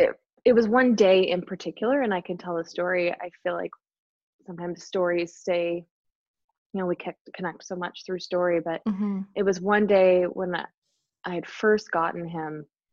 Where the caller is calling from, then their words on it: Enumclaw, Washington, United States; I am coming from Enumclaw, Washington.